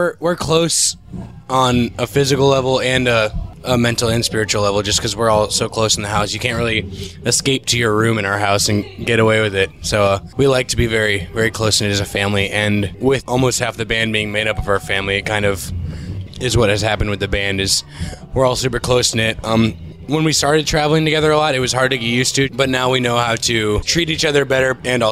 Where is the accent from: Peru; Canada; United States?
United States; Chesapeake, Virginia; We come from Chesapeake, Virginia. It's a very southeastern corner of Virginia